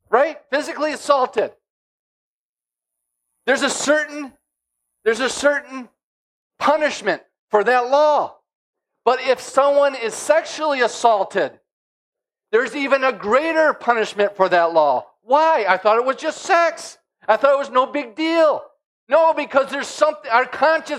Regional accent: United States; As an American, a Christian living in America

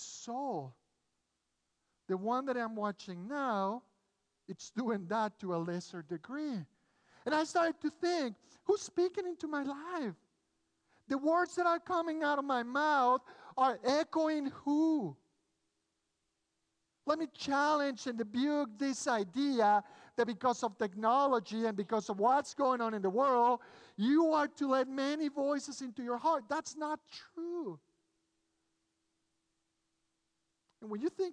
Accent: Mexico City, Mexico; English is a second language; moved away as an adult; now in United States; I grew up in Mexico City. My family is originally from Spain. Sorry, we moved a few years back. I was born in Mexico, raised in Mexico, went to college.

